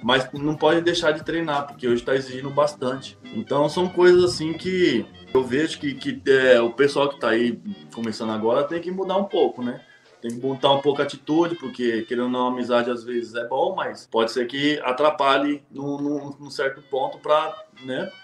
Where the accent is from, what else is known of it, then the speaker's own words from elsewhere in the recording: Brazil; Somos, somos brasileiros